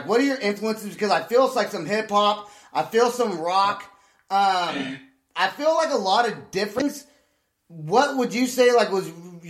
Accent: California, United States; moved away as an adult; now in Oklahoma, United States; From the Bay Area in California.

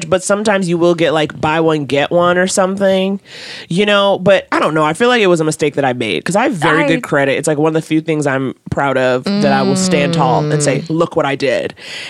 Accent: New York, United States; I grew up in New York.

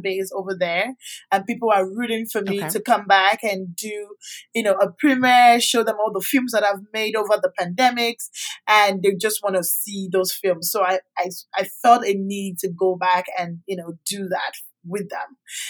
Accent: Canada; also born or lived in Nigeria; So I grew up in Canada when I left Nigeria in 2008. Schooled in Canada. I met my husband in Canada.

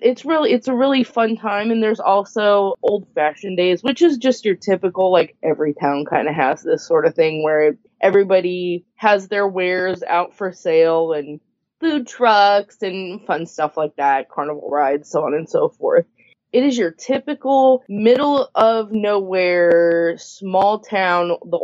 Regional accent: Indiana, United States; moved away as an adult; now in Kentucky, United States; I grew up in Indiana, but I've lived here now for 12 years.

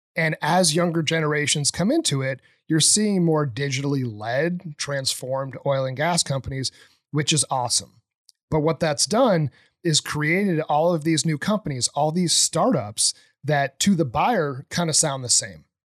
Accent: New Hampshire, United States; moved away as an adult; also born or lived in Boston; I grew up in New Hampshire, um, really in the middle of nowhere.

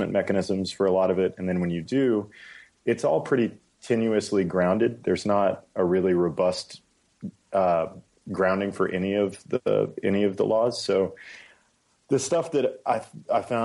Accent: San Antonio, Texas, United States; moved away as an adult; also born or lived in Hawaii / Stanford, California; it was in Texas, San Antonio. And that's where that's where I went to middle school and high school

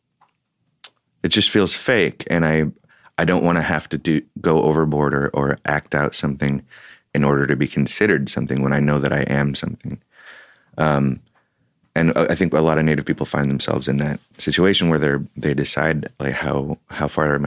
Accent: Oakland, California, United States; I grew up in Oakland

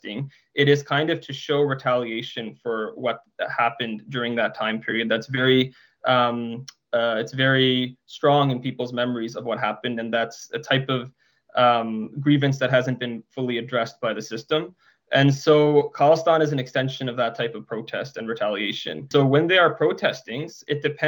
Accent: Surrey, British Columbia, Canada; I grew up in Surrey as well

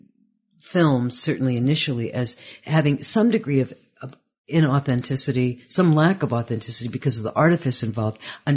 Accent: Columbus, Ohio, United States; moved away; I was from Columbus, Ohio

